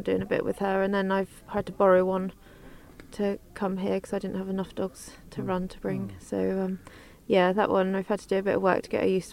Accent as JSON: {"language": "English", "area": "Cornwall", "region": "South West England", "country": "United Kingdom", "said": "From Cornwall."}